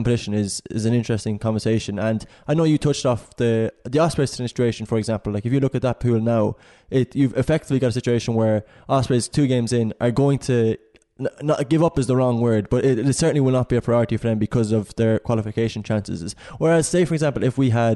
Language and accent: English; Ireland